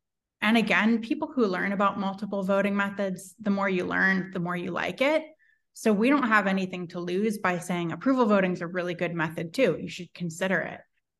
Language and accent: English; California, United States; I'm from the Bay Area and we've always had ranked ballots